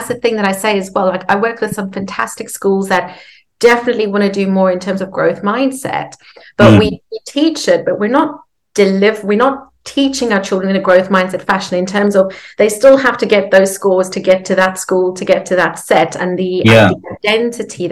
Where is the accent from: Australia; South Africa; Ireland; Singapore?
South Africa; So I grew up in South Africa.